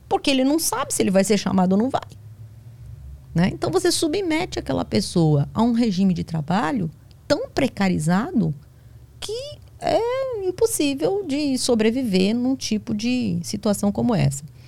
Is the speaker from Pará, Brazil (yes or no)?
no; São Paulo, Brazil; moved away as an adult; now in Bahia, Brazil; Eu sou paulista